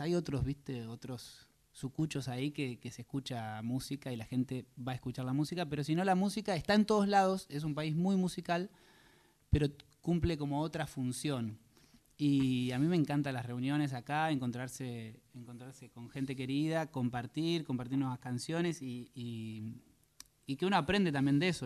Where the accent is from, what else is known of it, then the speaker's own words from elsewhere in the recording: Salto, Buenos Aires Province, Argentina; moved away as an adult; now in Dublin, Ireland; Yo soy de Salto, provincia de Buenos Aires